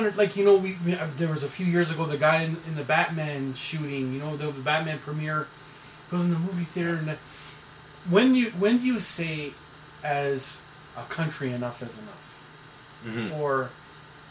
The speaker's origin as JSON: {"language": "English", "country": "Canada", "said": "I'm a Canadian citizen"}